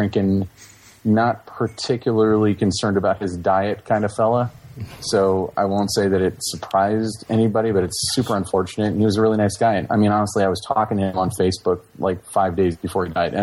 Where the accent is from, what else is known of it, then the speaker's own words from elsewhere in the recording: Orlando, Florida, United States; I'm from Orlando, Florida